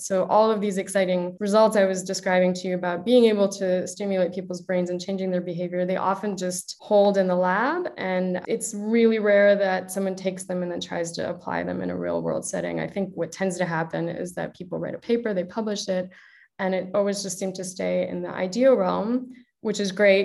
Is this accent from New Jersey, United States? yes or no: no; Chicago, Illinois, United States; moved away; also born or lived in Toronto; as you can probably tell from my accent, I'm originally from the US, from Chicago.